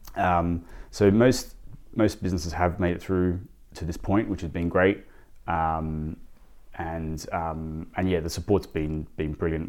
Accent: Sydney, New South Wales, Australia; moved away as an adult; now in London, United Kingdom; I, I grew up in Sydney

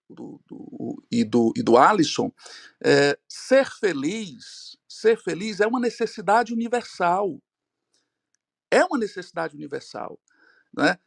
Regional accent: Ceará, Brazil; aqui em Fortaleza, eu sou aqui do Ceará

